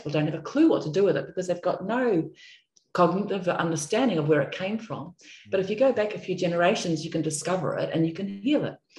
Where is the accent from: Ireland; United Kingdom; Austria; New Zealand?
New Zealand; now in Australia; because I come from New Zealand, I've lived most of my life in Australia, I should say